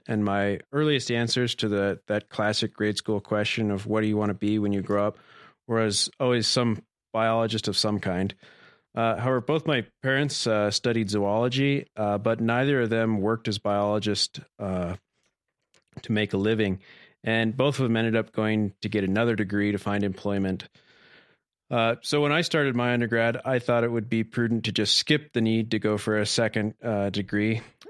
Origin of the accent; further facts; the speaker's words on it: United States; also born or lived in Oregon / Montana; now in Bozeman, United States; I grew up primarily in Oregon and Montana